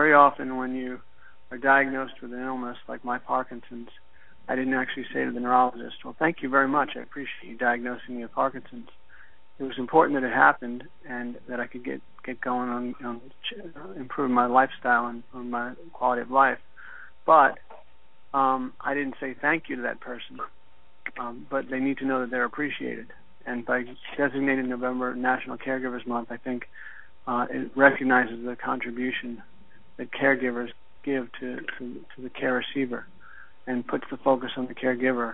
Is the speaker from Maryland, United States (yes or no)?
no; New York, United States; moved away as an adult; also born or lived in Houston / New Orleans / New Jersey; now in Louisville, United States; I grew up in New York